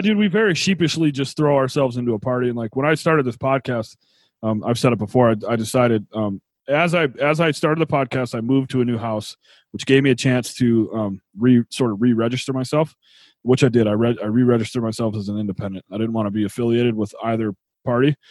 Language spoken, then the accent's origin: English; New York, United States; where I grew up in New York